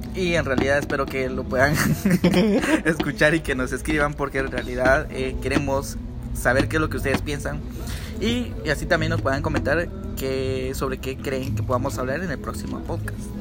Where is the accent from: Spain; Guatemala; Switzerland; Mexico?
Guatemala; como chapines